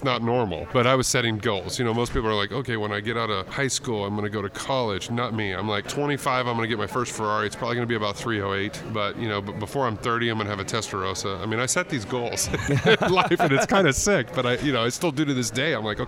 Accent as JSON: {"language": "English", "region": "Texas", "country": "United States", "tie": "born or raised there", "said": "And so I was raised in Texas."}